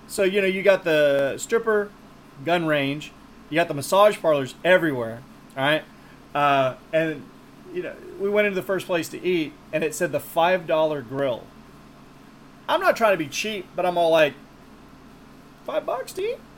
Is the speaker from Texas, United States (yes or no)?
yes; Texas, United States